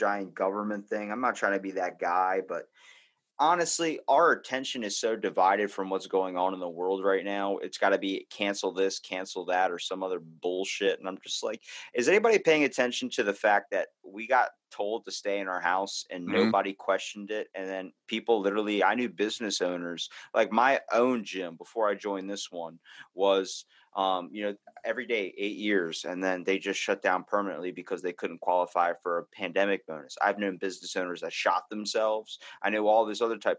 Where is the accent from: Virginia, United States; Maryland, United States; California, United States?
Maryland, United States; Baltimore; accent: Baltimore; I have a Baltimore accent